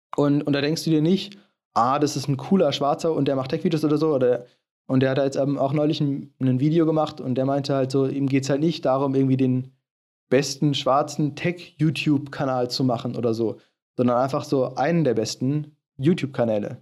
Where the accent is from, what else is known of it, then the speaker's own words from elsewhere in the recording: Germany; ich komme aus Deutschland